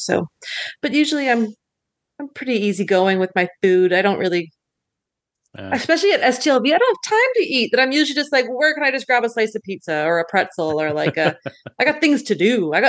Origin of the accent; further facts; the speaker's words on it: Canada; As a Canadian who doesn't get that stuff regularly